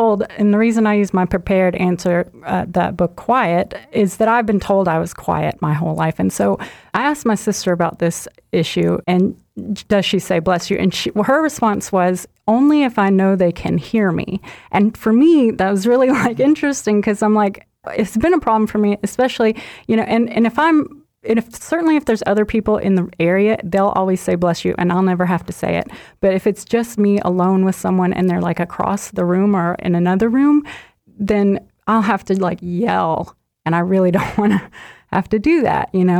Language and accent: English; Chattanooga, Tennessee, United States; I grew up in Chattanooga.